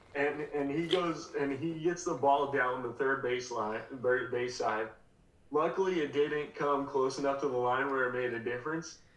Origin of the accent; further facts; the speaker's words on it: Colorado, United States; I'm from Colorado. I grew up in Colorado